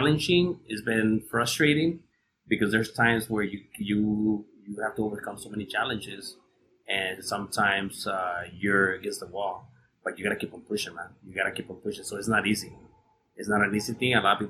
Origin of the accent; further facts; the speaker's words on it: Ciudad Juárez, Chihuahua, Mexico; I grew up in Juarez